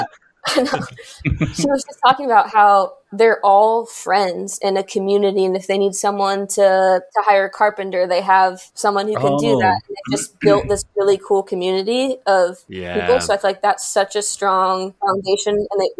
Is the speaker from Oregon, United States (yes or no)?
yes; Portland, Oregon, United States; also born or lived in Wollongong, Australia; Portland was so special because I grew up actually playing at every single level in my hometown, like club, high school, college, pro.